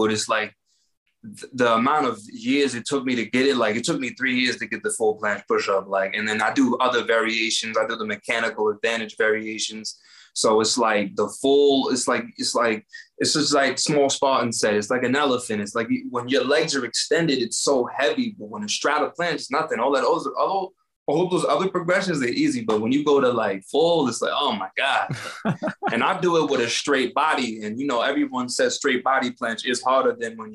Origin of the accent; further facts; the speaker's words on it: New York, United States; now in Las Vegas, United States; I'm from New York.